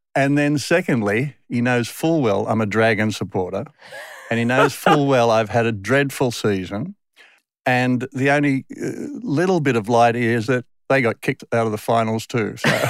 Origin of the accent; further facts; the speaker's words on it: Sydney, New South Wales, Australia; accent: Westie; moved away as an adult; also born or lived in England; I grew up in the Western suburbs of Sydney till I was twenty-five.